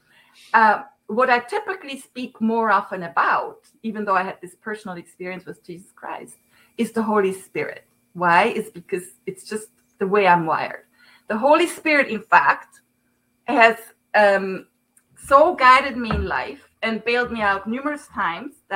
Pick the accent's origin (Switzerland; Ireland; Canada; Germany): Switzerland; Zurich; English is a second language; moved away as an adult; now in United States; I'm from Switzerland, Zurich